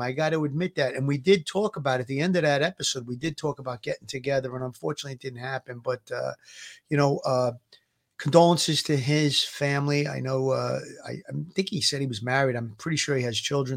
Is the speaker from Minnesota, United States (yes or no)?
no; New York City, New York, United States; growing up in Gravesend